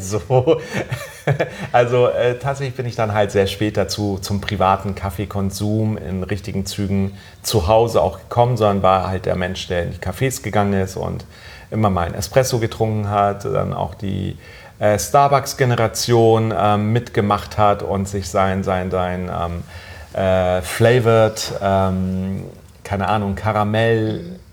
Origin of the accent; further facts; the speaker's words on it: Germany; ich bin in Deutschland aufgewachsen